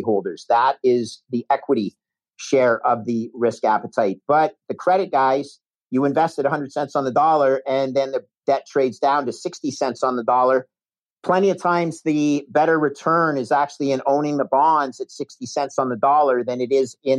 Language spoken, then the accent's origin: English; Canada; moved away as an adult; also born or lived in United States / New York; I'm a Canadian